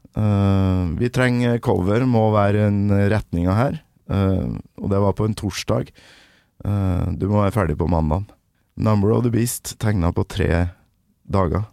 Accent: Kolvereid, Trøndelag, Norway; Kolvered heller, der jeg kommer fra

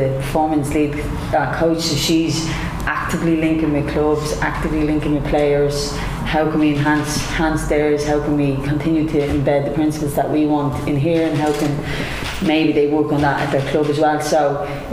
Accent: Ireland

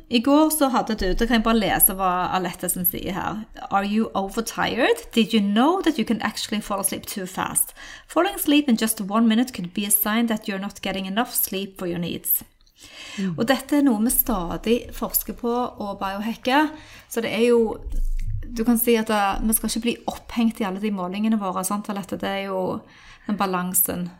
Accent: Norway; also born or lived in United States

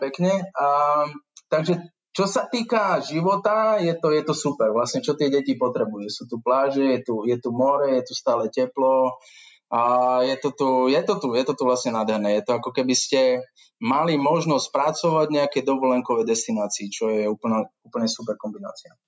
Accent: Lutila, Banská Bystrica Region, Slovakia; moved away as an adult; also born or lived in Žiar nad Hronom / Bratislava; now in Seychelles; Narodil som sa v Žiari nad Hronom, ale býval som zvyšok môjho života v takej malej dedinke pri Žiari, sa to volá Lutila

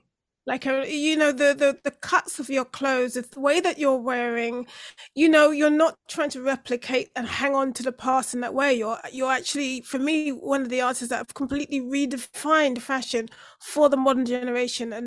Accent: London, United Kingdom; I'm from Brixton

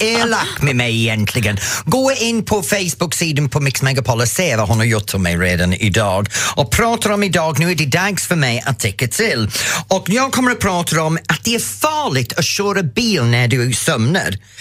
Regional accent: England, United Kingdom; Swedish is a second language; now in Sweden

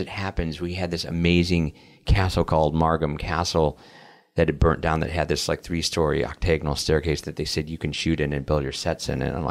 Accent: United States; me being an American

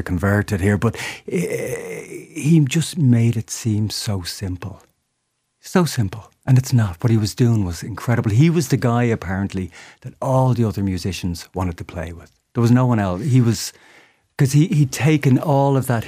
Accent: Dublin, Leinster, Ireland; I'm still from Dublin

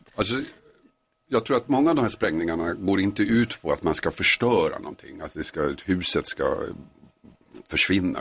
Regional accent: Tumba, Stockholm County, Sweden; I Tumba utanför Stockholm

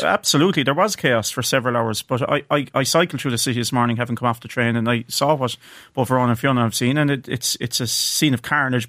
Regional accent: County Clare, Munster, Ireland; I'm from County Clare

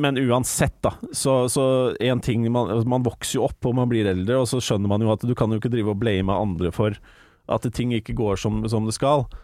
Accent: Larvik, Vestfold, Norway; moved away; back in the day hjemme i Larvik

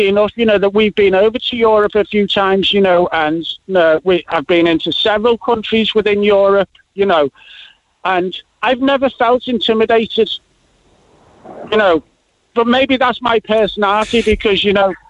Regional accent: Liverpool, North West England, United Kingdom; moved away as an adult; now in Cork, Ireland; I was gone from Liverpool by the time I was 30, 25

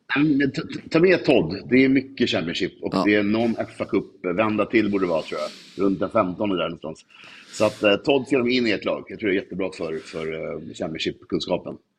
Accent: Stockholm, Stockholm County, Sweden; Jag är från Vasastan

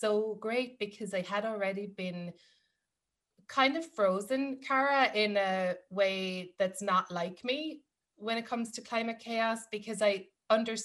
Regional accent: Ireland; moved away as an adult; now in New York, United States; growing up in Ireland, yes, there are things like I'm from a farming family

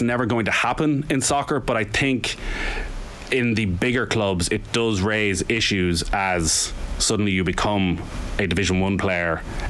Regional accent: Mayo, Connacht, Ireland; now in Dublin, Ireland; when I would have been growing up in Mayo

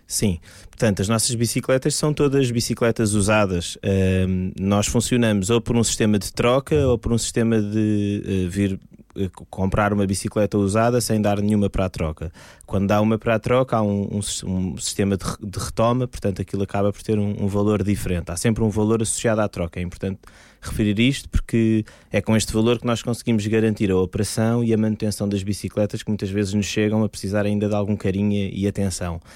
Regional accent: Lisbon, Portugal; Eu sou de Lisboa

